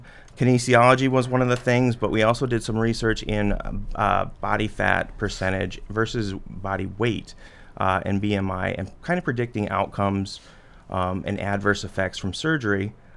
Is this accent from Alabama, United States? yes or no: no; Flandreau, South Dakota, United States; I am. I was born and raised in Flandreau. Grew up there. I was a Flandreau Flyer. Graduated from Flandreau Public, and then I went to South Dakota State.